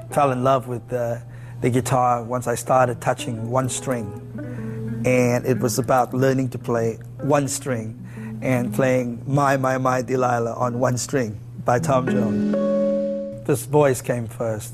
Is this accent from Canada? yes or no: no; South Africa; now in United States; I'm a South African guy who, by the grace of God, He blessed me and my family to be here in the United States